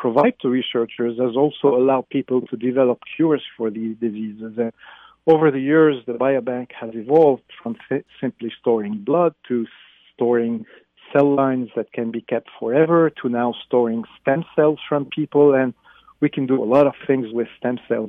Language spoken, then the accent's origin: English; Lebanon; moved away as an adult; also born or lived in Beirut, Lebanon; now in United States; I was born in Lebanon in the Middle East, and I went to college there at the American University of Beirut